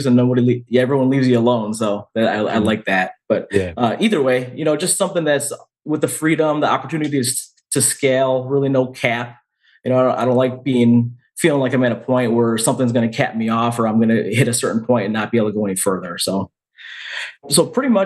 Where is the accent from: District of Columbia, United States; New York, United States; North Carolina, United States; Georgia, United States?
New York, United States; Rochester; also born or lived in Finger Lakes area, New York; now in Canandaigua, United States; Born and raised in Western New York, specifically Rochester, New York.